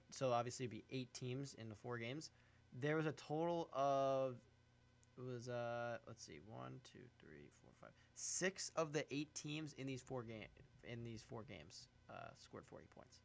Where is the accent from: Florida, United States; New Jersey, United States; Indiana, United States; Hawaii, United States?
New Jersey, United States; Brick; calling in from my hometown of Brick